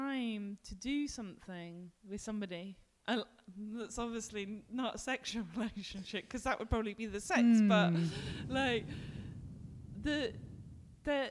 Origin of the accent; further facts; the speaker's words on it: London, United Kingdom; now in Glasgow, United Kingdom; I grew up in the West End of London in Ealing and now I live in the West End of Glasgow